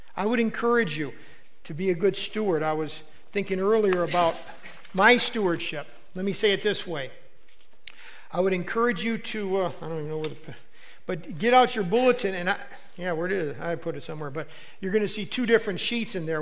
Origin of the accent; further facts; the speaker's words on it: United States; as an American